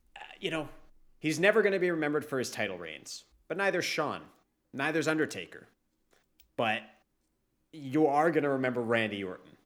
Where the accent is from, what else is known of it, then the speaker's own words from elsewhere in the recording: Canada; as a Canadian